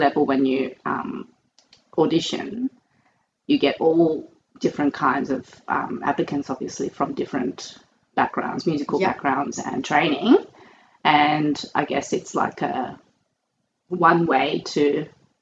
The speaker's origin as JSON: {"language": "English", "country": "Australia", "moved": "as an adult", "said": "it's my home country"}